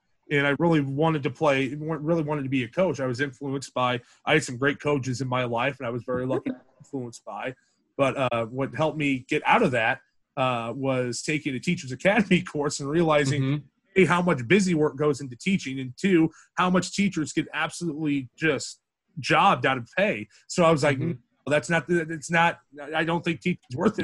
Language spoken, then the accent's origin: English; Madrid, Iowa, United States; my hometown of Madrid